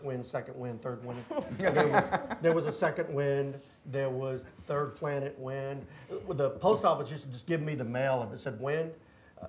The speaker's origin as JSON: {"language": "English", "town": "Sweetwater", "region": "Texas", "country": "United States", "also_born_or_lived": "Austin, Texas / Washington, D.C.", "said": "I'm from Sweetwater. I live in Sweetwater."}